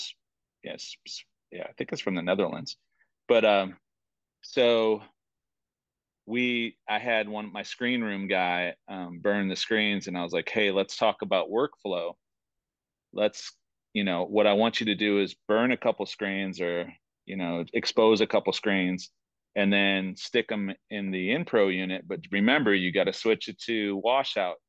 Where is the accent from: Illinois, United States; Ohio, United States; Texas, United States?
Ohio, United States; Toledo; now in Rock Hill, United States; I'm originally from Toledo, Ohio